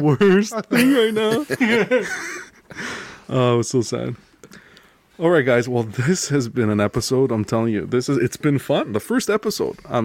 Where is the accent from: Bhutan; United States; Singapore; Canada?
Canada; I was from Canada